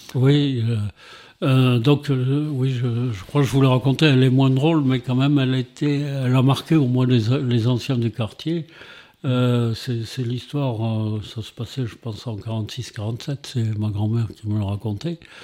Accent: Montpellier, Occitania, France; moved away as an adult; also born or lived in Paris / Africa / Saint-André-de-Sangonis; je suis né à Montpellier en 1945 et donc j'ai vécu jusqu'à 20 ans à Montpellier

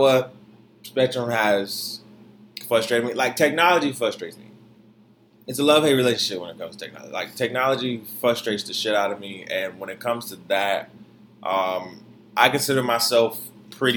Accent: Detroit, Michigan, United States; also born or lived in Florida; now in New York, United States; I'm a city boy nonetheless, but I'm from Detroit

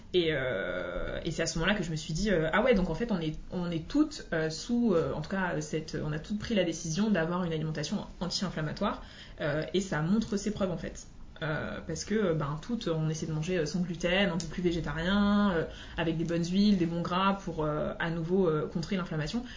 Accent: Martinique; je suis originaire de la Martinique

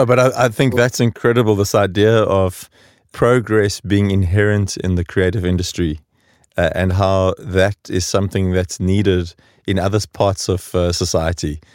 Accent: South Africa; moved away as an adult; now in Stockholm, Sweden; growing up in South Africa during the transition

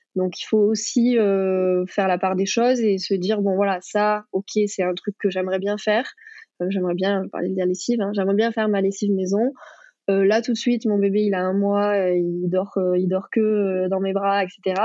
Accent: Pays de Mirabeau, near Marseille, Provence-Alpes-Côte d'Azur, France; j'ai grandi bah, près de Marseille. J'ai grandi d'ailleurs au Pays de Mirabeau

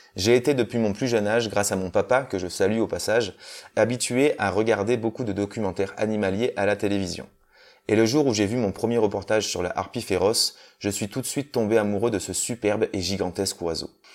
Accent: Corrèze, Nouvelle-Aquitaine, France; moved away; also born or lived in Toulouse; Je suis originaire de Corrèze

